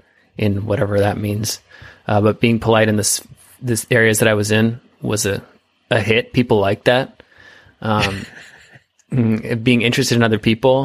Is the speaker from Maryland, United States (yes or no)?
no; Sonoma wine country, North Bay, California, United States; It's a Sonoma wine country. Yeah. It's part of our culture. It's in our blood